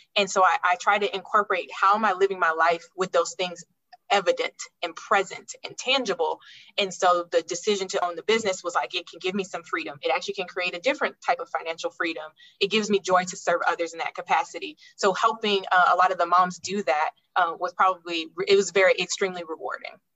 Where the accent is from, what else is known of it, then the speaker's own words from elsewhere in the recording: Alaska, United States; moved away; also born or lived in Florida; I enjoyed my time growing up there